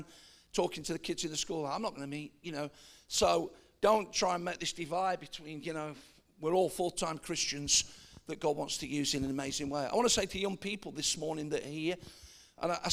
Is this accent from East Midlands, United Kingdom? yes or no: yes; Nottingham, East Midlands, United Kingdom; I am a Midlander. I'm from Nottingham originally.